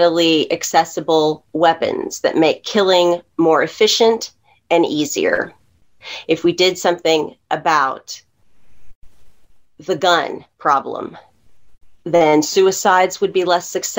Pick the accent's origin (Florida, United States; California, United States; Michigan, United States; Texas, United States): Texas, United States; as a Texan